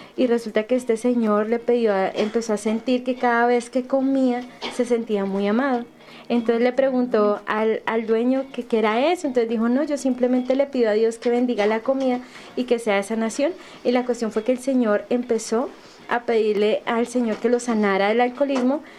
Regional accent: Bogotá, Colombia; moved away; estuve en mi ciudad natal en Bogotá

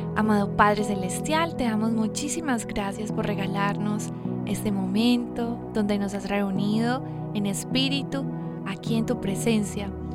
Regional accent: Medellín, Antioquia, Colombia; yo soy de Medellín, Colombia

